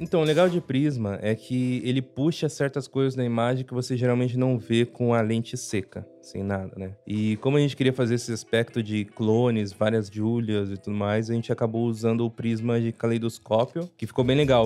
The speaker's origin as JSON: {"language": "Portuguese", "town": "Curitiba", "region": "Paraná", "country": "Brazil", "said": "eu ainda sou de Curitiba"}